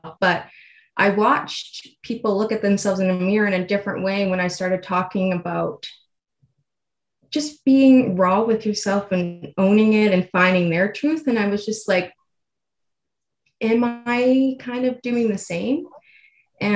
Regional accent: Edmonton, Alberta, Canada; also born or lived in Toronto; I'm originally from Edmonton. So after I moved back home, after college

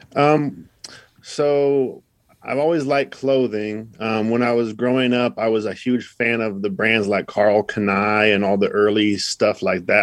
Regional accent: Idaho, United States; moved away; also born or lived in Los Angeles; I'm from Idaho. I'm living in L

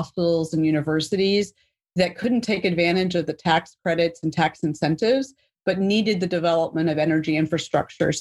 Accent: New York City, New York, United States; So I grew up in New York City, one of those few people that actually can say born and raised in Manhattan

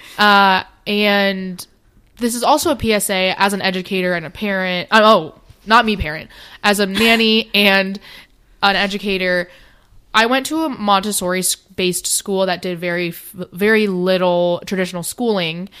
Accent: New York City, New York, United States; now in Maryland, United States; I grew up in New York City

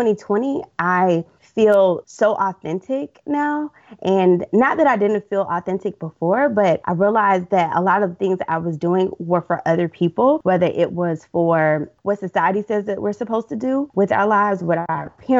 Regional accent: Deep South, United States; My parents are hard workers. We're from the Deep South.

